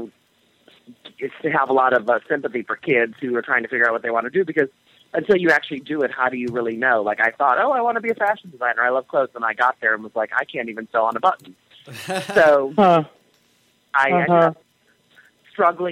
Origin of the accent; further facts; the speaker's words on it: Hanover Park, Illinois, United States; moved away as an adult; also born or lived in Chicago / Madrid; now in New York, United States; I grew up in the suburbs of Chicago in a place called Hanover Park, Illinois